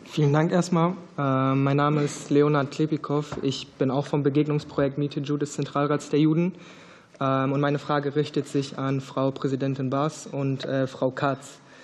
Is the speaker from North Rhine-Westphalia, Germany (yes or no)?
yes; Ruhr area, North Rhine-Westphalia, Germany; Also ich bin halt anders aufgewachsen im Ruhrgebiet